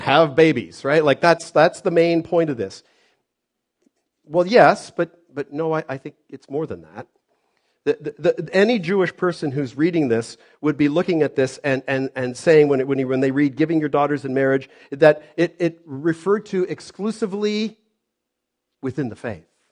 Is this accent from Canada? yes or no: yes; Canada; I was born here in Canada